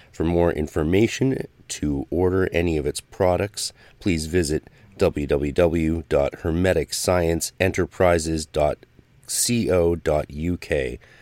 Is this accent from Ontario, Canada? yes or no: no; North Vancouver, British Columbia, Canada; North Vancouver, which is a block where I grew up on thirteen thirteen.